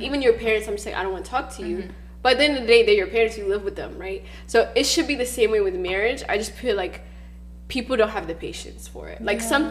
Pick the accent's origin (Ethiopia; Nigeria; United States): Ethiopia; moved away; growing up in Ethiopia